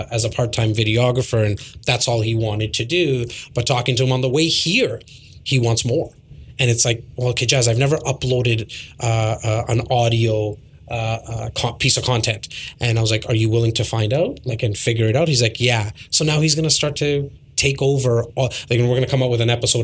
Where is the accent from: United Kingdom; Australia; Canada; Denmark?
Canada; Toronto, Ontario; Born and raised in Toronto.